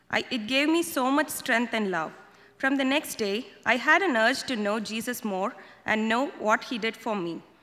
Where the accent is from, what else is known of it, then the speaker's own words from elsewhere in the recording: India; moved away; Uh, I was born in India and brought up in a Christian family.